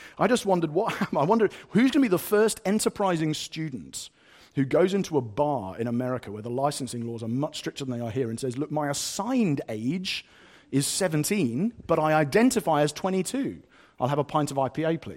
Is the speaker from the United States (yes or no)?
no; United Kingdom; I am white British